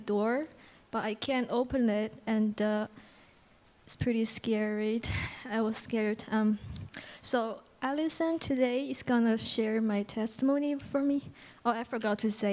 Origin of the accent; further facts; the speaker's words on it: Beijing, China; English is a second language; moved away as an adult; also born or lived in New York City; now in Canada; I'm originally from Beijing, mainland